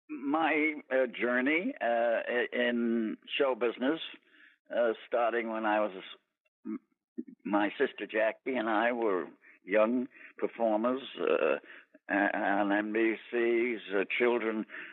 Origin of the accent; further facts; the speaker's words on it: Brooklyn, New York, United States; I'm from New York. I was born in Brooklyn.